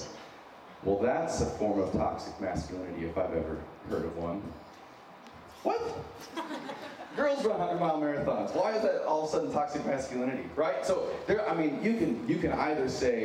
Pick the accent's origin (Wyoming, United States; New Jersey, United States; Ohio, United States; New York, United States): Wyoming, United States; accent: a little bit of a Minnesotan accent; also born or lived in San Diego, California; now in Minnesota, United States; I'm originally from San Diego, grew up in Wyoming. I have a little bit of a Minnesotan accent